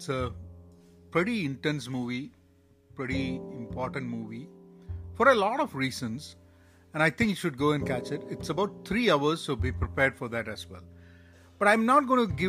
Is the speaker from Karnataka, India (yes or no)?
no; Kerala, India; also born or lived in Iran; sitting back in Kerala, my hometown